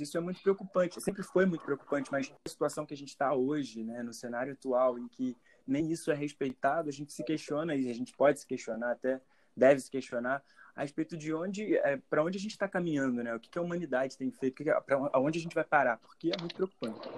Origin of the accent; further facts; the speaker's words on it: Rio de Janeiro, Brazil; estou aqui na Vila Kennedy, ah, onde eu nasci, fui criado, morei durante 20 anos